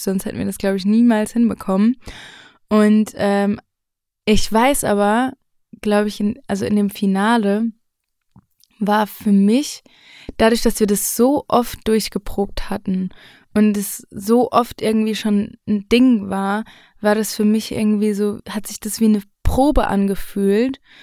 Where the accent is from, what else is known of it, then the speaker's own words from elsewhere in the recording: Mainz, Rhineland-Palatinate, Germany; ich komme aus Mainz. Mhm. Ähm, da bin ich noch nicht weggezogen. Ich bin dort aufgewachsen